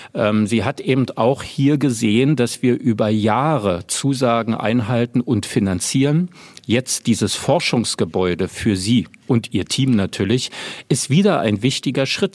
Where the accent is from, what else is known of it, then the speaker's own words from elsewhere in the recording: Berlin, Germany; Und ich bleibe ja auch Berliner erstmal. Also es ist meine Heimatstadt und ich lebe hier und ähm, das, ich habe auch noch nie woanders gelebt